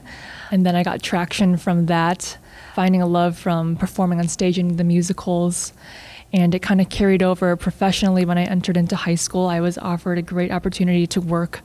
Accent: North Aurora, Illinois, United States; moved away as an adult; now in New York, United States; I grew up in North Aurora.

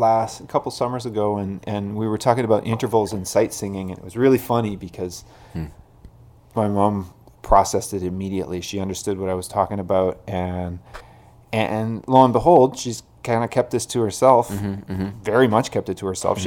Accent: Denman Island, British Columbia, Canada; I was born and raised in Canada and have always collected my mail here.

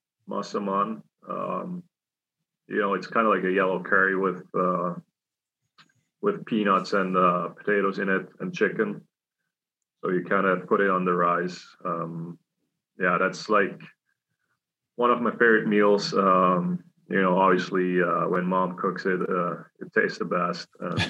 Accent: Switzerland; English is a second language; also born or lived in Thailand; now in United States; I grew up in Switzerland the most of the time.

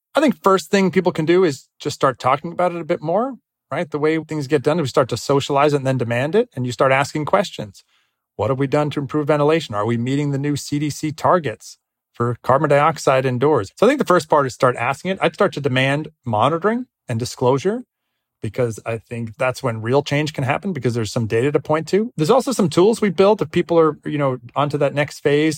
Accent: Northeast, United States; I grew up in the Northeast.

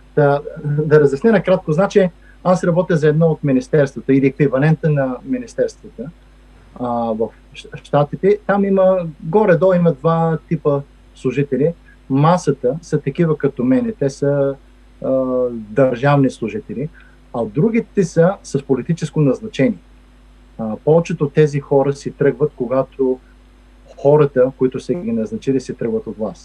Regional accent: Stara Zagora, Stara Zagora Province, Bulgaria; now in Washington, United States; аз съм от Стара Загора.

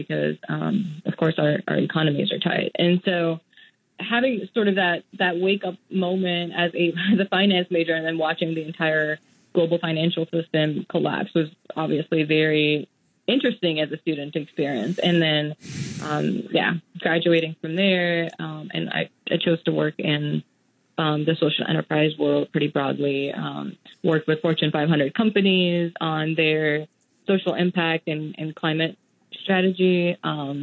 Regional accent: Mumbai, Maharashtra, India; moved away; also born or lived in Singapore / United States; I grew up in Mumbai in India

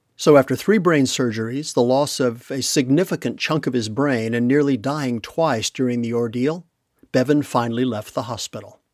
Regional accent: Texas, United States; We're both originally from Texas

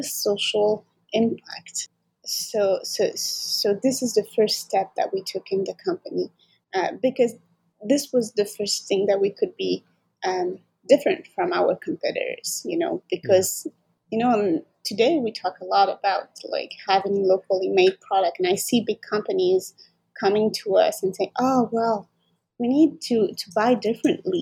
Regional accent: France; moved away as an adult; now in Montreal, Canada; I grew up in France

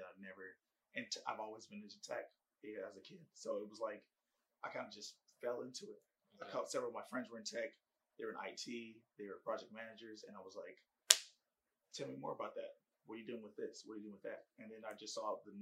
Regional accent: San Diego, California, United States; I am born and raised in San Diego, California

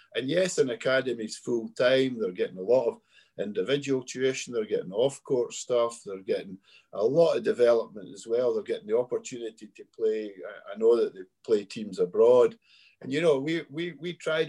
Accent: Scotland, United Kingdom; we played and have coached in many Euro Cs with our Scotland men's team

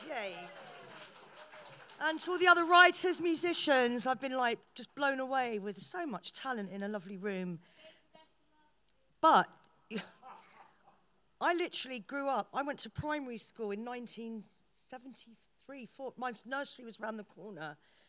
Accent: Paris, Île-de-France, France; born there; I was born in Paris, and I've always been influenced by salons

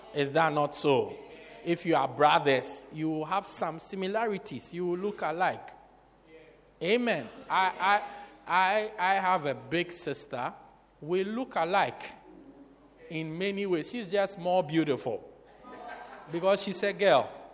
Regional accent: Port Elizabeth, Eastern Cape, South Africa; I'm from Port Elizabeth. That's where I'm from.

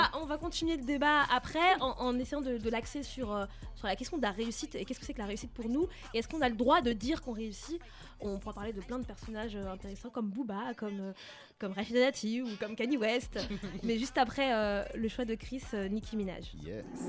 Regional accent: France; j'ai grandi en France.

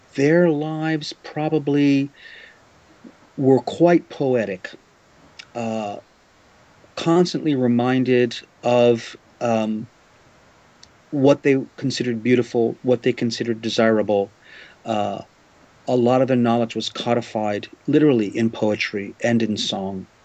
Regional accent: New Orleans, Louisiana, United States; now in Japan; I grew up in New Orleans in the United States

